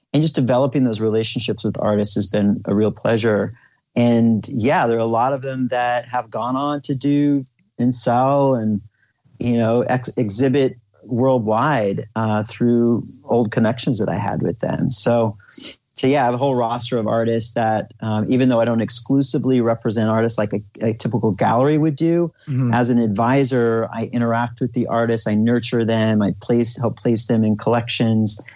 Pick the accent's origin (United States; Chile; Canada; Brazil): United States; Oklahoma; the conservative environment that I grew up in Oklahoma, middle America